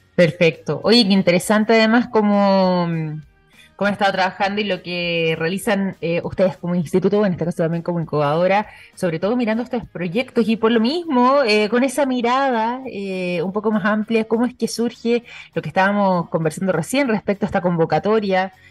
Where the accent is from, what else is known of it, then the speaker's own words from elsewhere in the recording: Chile; en nuestro caso en el territorio chileno